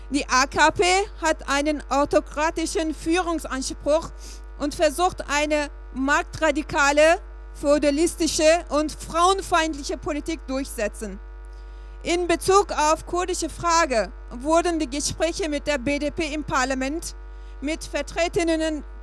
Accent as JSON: {"language": "German", "country": "Turkey", "lives_now": "Germany", "said": "Ähm, ich bin Kurden, ich komme aus der Türkei"}